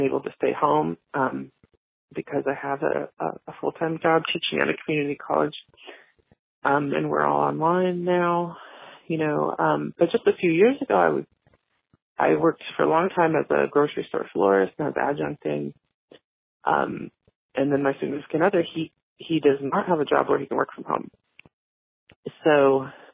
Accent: Indiana, United States; I'm from Indiana

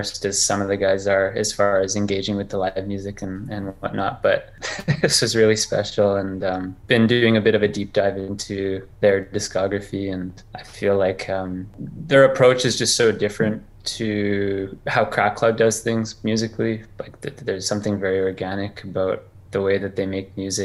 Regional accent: Canada; I'm from Canada. I grew up pretty rural.

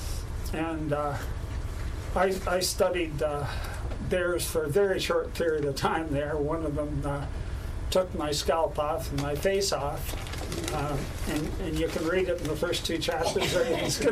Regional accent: Kingston, Ontario, Canada; moved away as an adult; growing up in Kingston

